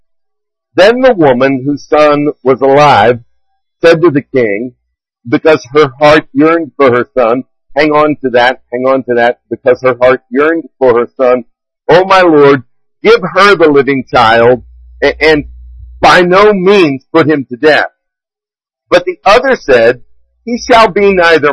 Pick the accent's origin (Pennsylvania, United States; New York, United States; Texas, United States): Pennsylvania, United States; DuBois; my hometown of Dubois